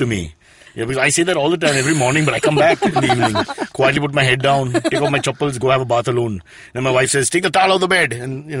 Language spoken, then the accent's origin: English; Mumbai, Maharashtra, India; Growing up in Khetwadi.